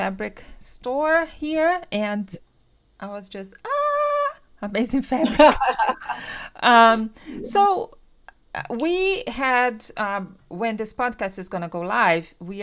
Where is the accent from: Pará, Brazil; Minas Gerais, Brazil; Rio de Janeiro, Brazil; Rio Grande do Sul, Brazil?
Rio de Janeiro, Brazil; now in Florida, United States; I'm from Rio de Janeiro.